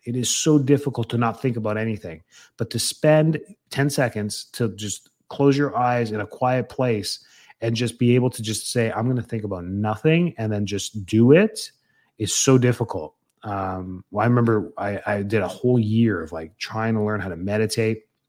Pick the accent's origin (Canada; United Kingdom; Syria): Canada; now in Tampa, United States; being Canadian